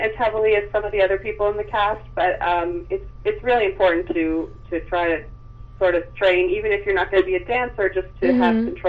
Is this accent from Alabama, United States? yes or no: no; New York, United States; I was born in New York, right outside of the city.